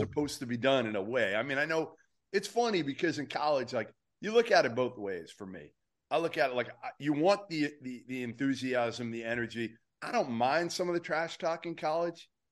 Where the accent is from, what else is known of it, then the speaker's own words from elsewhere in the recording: Boston, Massachusetts, United States; I grew up watching in Boston